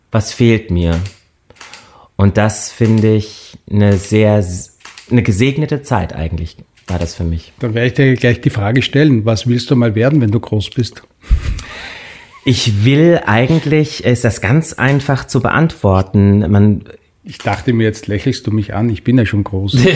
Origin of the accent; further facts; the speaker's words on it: Böchingen, Rhineland-Palatinate, Germany; also born or lived in Landau; ich bin in Landau geboren {S1} Mhm. Äh, wir haben da {S0} auch nur relativ kurz gewohnt und sind dann in ein ganz kleines Dorf gezogen, Böchingen.